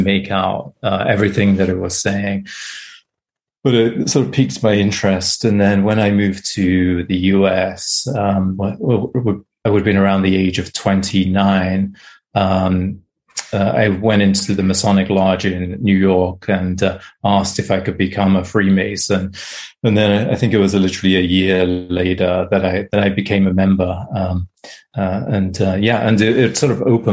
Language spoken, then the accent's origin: English; England, United Kingdom; moved away as an adult; now in United States; grew up in England. I now live in the US, but I grew up in England